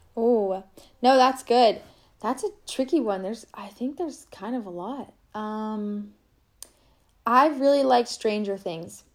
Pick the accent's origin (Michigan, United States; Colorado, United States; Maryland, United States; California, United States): Colorado, United States; Boulder; now in Grand Junction, United States; my parents live in boulder colorado